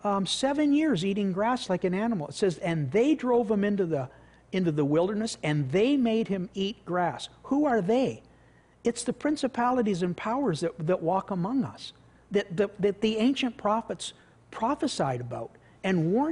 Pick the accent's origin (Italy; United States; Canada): Canada